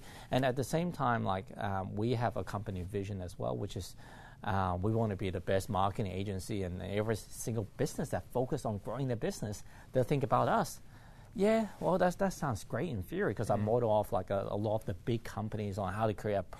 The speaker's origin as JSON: {"language": "English", "country": "Hong Kong", "said": "And to me, like, I came from Hong Kong."}